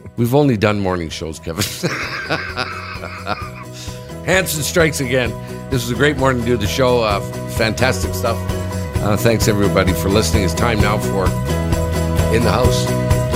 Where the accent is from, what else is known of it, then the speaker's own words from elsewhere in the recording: Sudbury, Ontario, Canada; my hometown, Sudbury